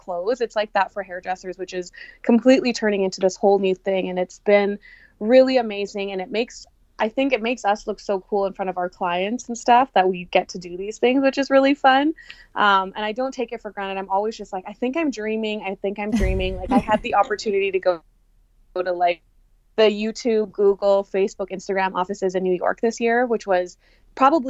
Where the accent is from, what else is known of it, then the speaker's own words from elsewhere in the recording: Canada; I'm not from the States, you know, like, oh, she's flying in from Canada